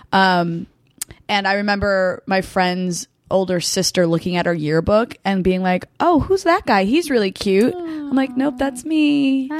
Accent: Hunterdon County, New Jersey, United States; I'm from Hunterdon County

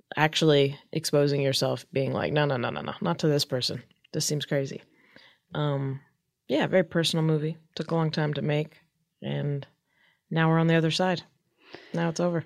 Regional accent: Palm Springs, California, United States; now in Hollywood, United States; born and raised in Palm Springs, California.

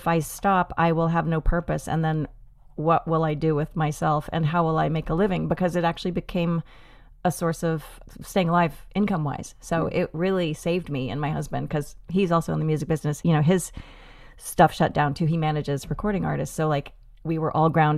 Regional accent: Boston, Massachusetts, United States; also born or lived in Chicago / New York City; now in Minneapolis, United States; I grew up in Boston, so I'm not afraid of the cold

